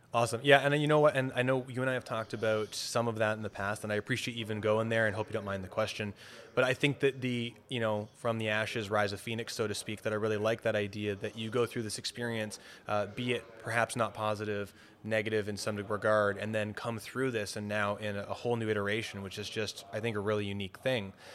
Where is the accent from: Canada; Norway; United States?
Canada; Toronto, Ontario; I'm from Toronto